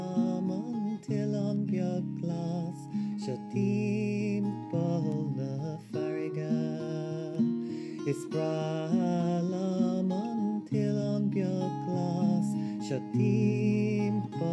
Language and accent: English; Cork, Munster, Ireland; now in Dublin, Ireland; I'm from Dublin. I'm from Cork, but I live in Dublin.